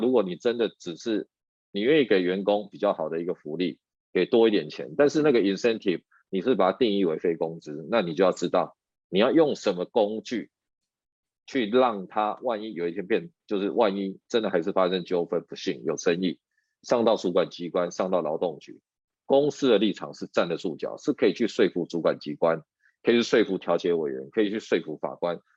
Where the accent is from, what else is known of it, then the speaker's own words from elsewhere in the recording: Taiwan; 我们台湾人